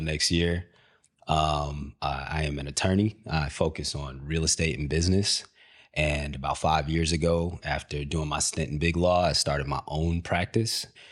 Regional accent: Country Club Hills, Illinois, United States; moved away; also born or lived in Markham, Illinois / Hazel Crest, Illinois; I'm from the south, south, south suburbs, uh, area called, uh, Country Club Hills. Uh, it's also Markham down there that I lived, uh, and Hazelcrest.

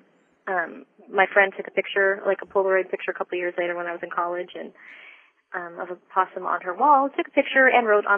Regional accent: Southern California, United States; I grew up in Southern California and near the beach

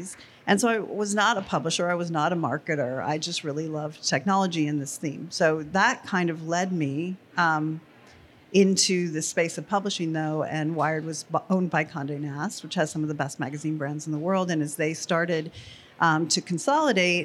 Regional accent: Los Alamos, New Mexico, United States; I grew up in Los Alamos, New Mexico

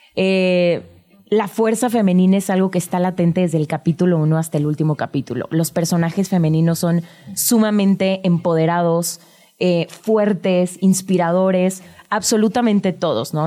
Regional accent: Mexico; los que somos de México

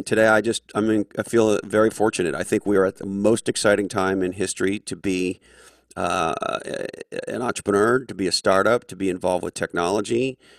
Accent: Montreal, Quebec, Canada; I grew up in Montreal, Canada, born of a family of Scottish descent

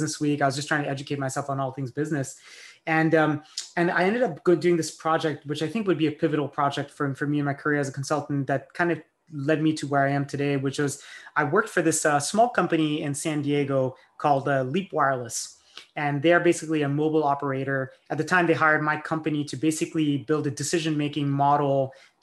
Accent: France; moved away; I grew up in France.

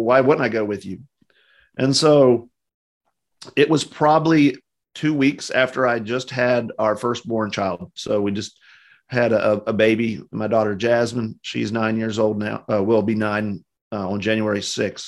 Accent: West Virginia, United States; moved away as an adult; also born or lived in Louisville, Kentucky; I'm from West Virginia originally, so kind of a country place, not a lot of big cities

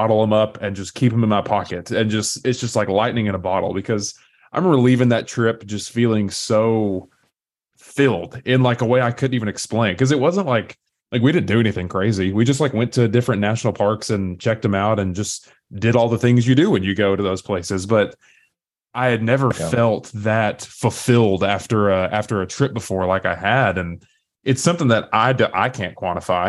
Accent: East Tennessee, United States; accent: Southern; I grew up and still live in East Tennessee. I don't know if you can tell by my accent or not. I still can't decide if I have a strong Southern accent

